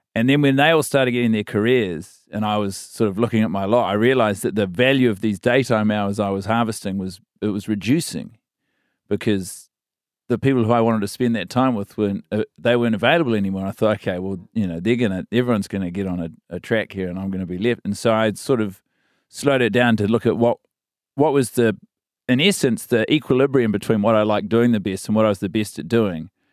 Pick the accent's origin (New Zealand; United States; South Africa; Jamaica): New Zealand; Christchurch, Canterbury; moved away as an adult; also born or lived in Wellington / Sydney; And then I spend my entire schooling years in Christchurch, so from sort of four to eighteen